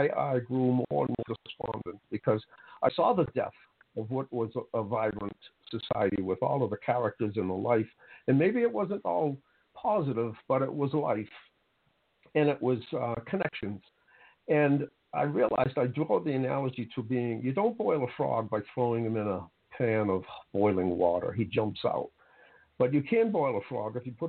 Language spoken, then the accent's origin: English; Boston, Massachusetts, United States; grew up in Roxbury